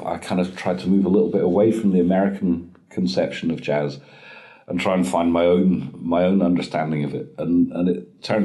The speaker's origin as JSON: {"language": "English", "region": "Scotland", "country": "United Kingdom", "tie": "born or raised there", "also_born_or_lived": "Norway", "said": "my mother came to Scotland when I was seven"}